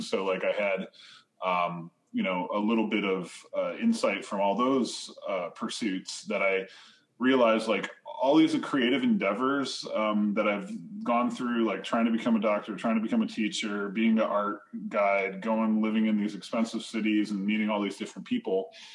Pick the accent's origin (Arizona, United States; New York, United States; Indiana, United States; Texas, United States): New York, United States; Sheridan; I grew up in New York State